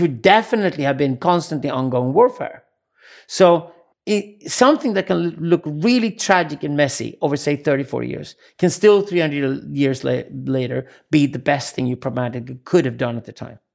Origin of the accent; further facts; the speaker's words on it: Sweden; accent: Scandinavian English; English is a second language; I come from Sweden.